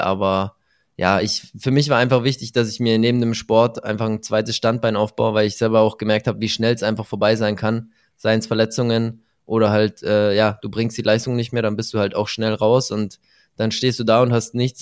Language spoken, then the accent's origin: German; Germany; Bei uns in Deutschland